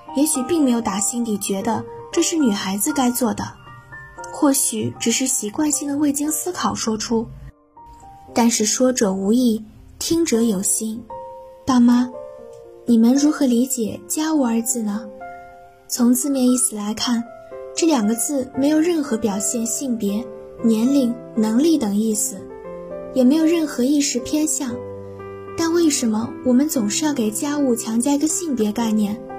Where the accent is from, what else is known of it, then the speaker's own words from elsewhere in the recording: Bazhong, Sichuan, China; moved away as an adult; now in Nanjing, China; 来自四川八中，我在南京大学，距离我的家乡一千四百二十五公里